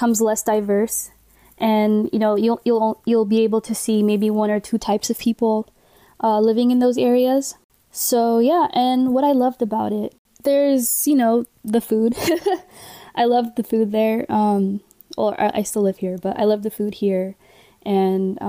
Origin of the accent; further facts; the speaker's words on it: San Jose, California, United States; growing up in San Jose and in the South Bay